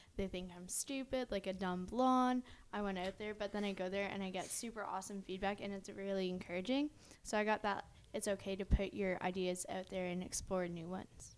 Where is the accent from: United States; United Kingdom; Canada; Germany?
Canada; Riverview, New Brunswick; we're from Riverview, New Brunswick